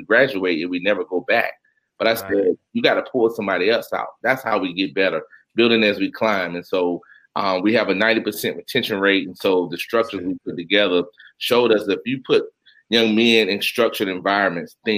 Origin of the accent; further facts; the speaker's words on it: Union County, North Carolina, United States; now in Durham, United States; I'm from Union County, North Carolina.